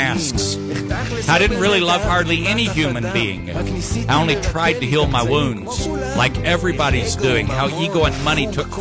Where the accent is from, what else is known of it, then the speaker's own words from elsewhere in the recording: United States; I'm American